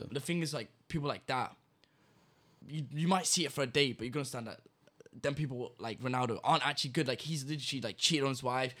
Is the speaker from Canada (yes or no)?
no; England, United Kingdom; now in Malta; I was born in England